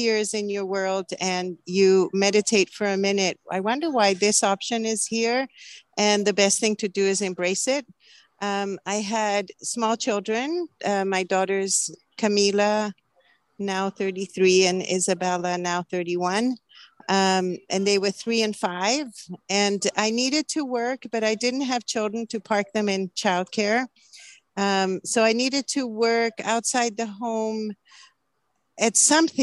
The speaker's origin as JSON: {"language": "English", "town": "Santiago", "region": "Santiago Metropolitan Region", "country": "Chile", "tie": "born or raised there", "moved": "yes", "lives_now": "Oregon, United States", "said": "I grew up in Chile, in Santiago, Chile"}